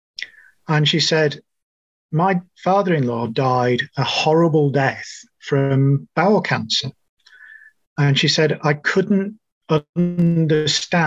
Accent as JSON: {"language": "English", "country": "New Zealand", "also_born_or_lived": "United Kingdom", "moved": "yes", "said": "you'll guess from my accent that I'm originally from New Zealand. I arrived from the UK about 15 years ago"}